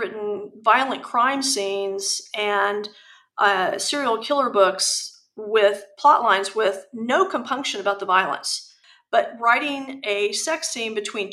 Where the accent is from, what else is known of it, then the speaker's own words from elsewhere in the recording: United States; I'm very American